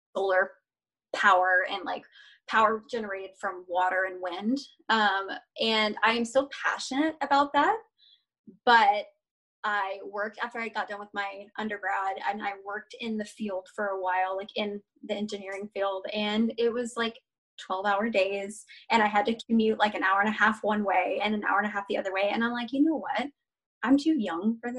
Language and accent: English; Georgia, United States; moved away; I'm originally from Georgia. So I am a sweet Southern peach.